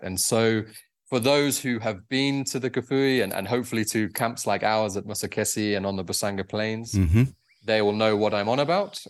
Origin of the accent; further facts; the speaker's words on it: United Kingdom; moved away; also born or lived in Zambia; I'm actually from the UK originally